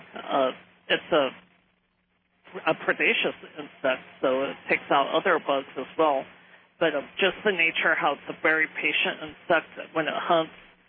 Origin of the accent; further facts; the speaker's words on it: Council Bluffs, Iowa, United States; moved away as an adult; now in Omaha, United States; I'm originally from Council Bluffs, Iowa.